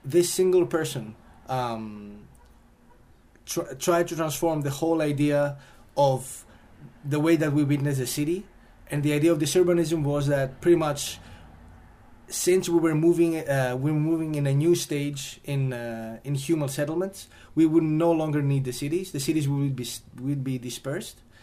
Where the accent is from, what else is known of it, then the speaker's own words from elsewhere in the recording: Greece; Greece, since this is my home country